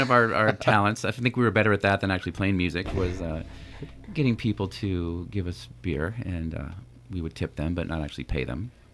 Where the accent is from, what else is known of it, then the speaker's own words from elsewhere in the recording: Napa, California, United States; also born or lived in San Francisco; We grew up together here in Napa